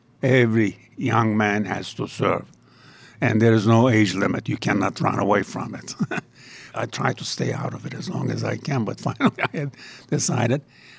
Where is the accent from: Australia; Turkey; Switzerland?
Turkey; Antalya; moved away as an adult; also born or lived in Ankara, Turkey; now in Pittsburgh, United States; I actually have a house on the Mediterranean, my hometown, Antalya, on the Mediterranean.